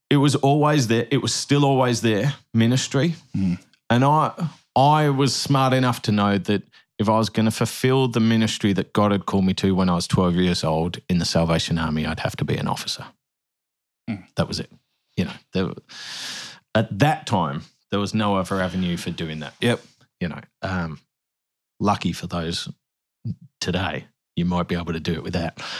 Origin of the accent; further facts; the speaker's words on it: Birmingham, West Midlands, United Kingdom; when I was 12 in Kids Church in Woodgate Valley in the UK